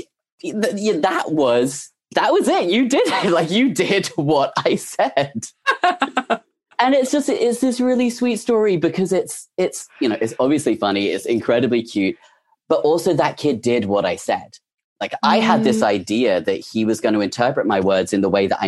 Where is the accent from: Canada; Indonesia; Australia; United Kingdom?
United Kingdom; England; moved away as an adult; now in United States; I'm English. I had just moved to the USA.